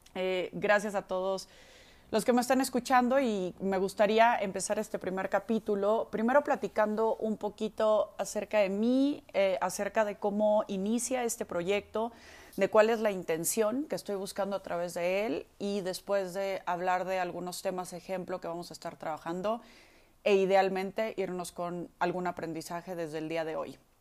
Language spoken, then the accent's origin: Spanish; Mexico; soy mexicana